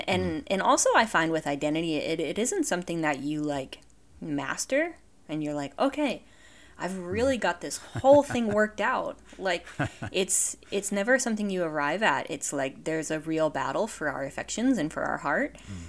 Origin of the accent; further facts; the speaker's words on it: Vermont, United States; So I grew up in Vermont, and I just kind of grew up in a small mountain town.